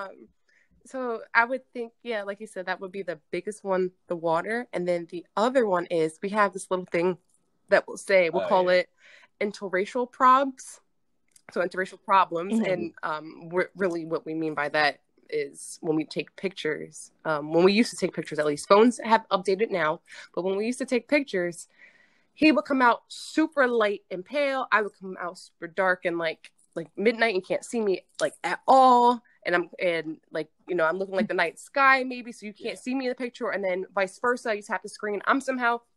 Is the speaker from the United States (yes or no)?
yes; the South, United States; I'm from the South